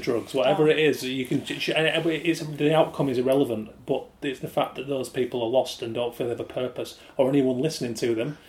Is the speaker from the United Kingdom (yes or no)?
yes; Yorkshire and the Humber, United Kingdom; I'm from West Yorkshire, from a small working class town